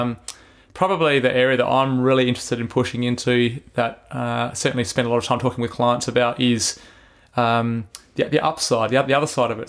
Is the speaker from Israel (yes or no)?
no; Adelaide, South Australia, Australia; I grew up in Belair